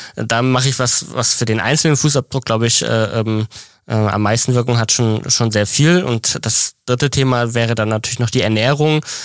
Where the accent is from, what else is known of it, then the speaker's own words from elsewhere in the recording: Mecklenburg-Vorpommern, Germany; ich komme auch aus dem Norden, aus Mecklenburg